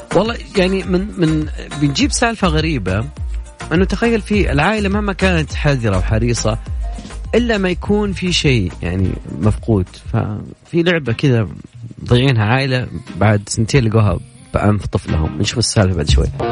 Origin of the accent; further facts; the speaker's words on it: Saudi Arabia; عندنا في السعودية